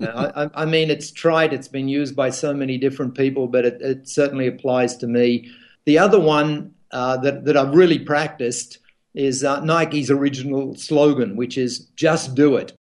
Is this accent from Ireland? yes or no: no; Australia; as an Australian